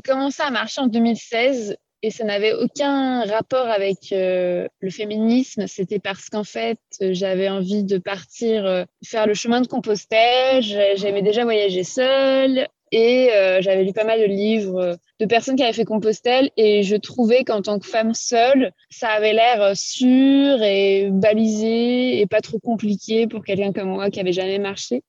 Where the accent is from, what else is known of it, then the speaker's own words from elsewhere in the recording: France; j'aimerais bien connaître mon propre pays.